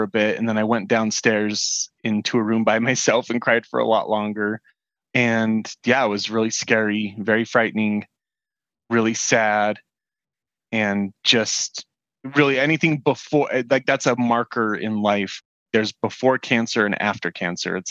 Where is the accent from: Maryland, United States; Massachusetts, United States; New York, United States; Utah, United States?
Utah, United States; Salt Lake City; I'm from Salt Lake City, Utah